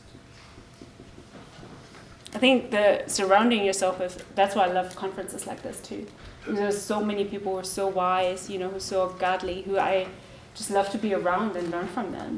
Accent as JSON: {"language": "English", "country": "Germany", "tie": "born or raised there", "said": "I grew up in Germany"}